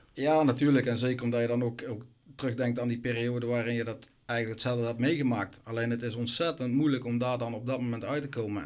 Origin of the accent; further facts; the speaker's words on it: Gemert, North Brabant, Netherlands; mijn club waar ik vandaan kom, eh, in Gemert